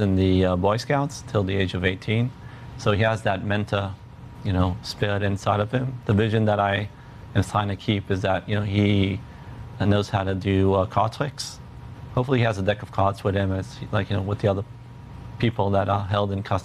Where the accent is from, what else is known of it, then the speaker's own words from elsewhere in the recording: New York, United States; moved away as an adult; now in Israel; I'm a New Yorker